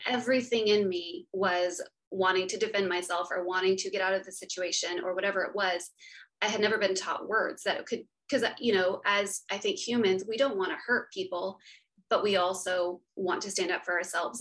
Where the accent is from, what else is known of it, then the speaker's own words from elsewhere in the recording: West Texas, United States; also born or lived in outside Austin, Texas; I grew up in West Texas and now I live um, outside of Austin with my husband